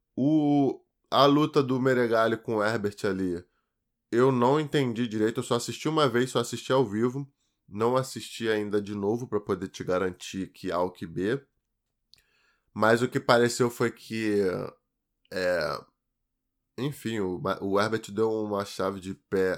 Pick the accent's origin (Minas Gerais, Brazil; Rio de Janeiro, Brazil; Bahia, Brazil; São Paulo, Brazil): Rio de Janeiro, Brazil; Duque de Caxias; E fui criado, cara, até meus 9 anos de idade em Duque de Caxias